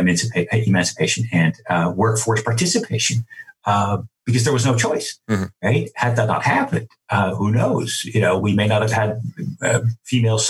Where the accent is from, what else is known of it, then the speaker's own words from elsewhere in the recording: Netherlands; moved away; I'm Dutch